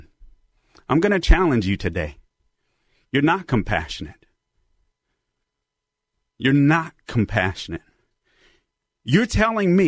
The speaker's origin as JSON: {"language": "English", "town": "Los Angeles", "region": "California", "country": "United States", "tie": "born or raised there", "said": "growing up in Los Angeles, California"}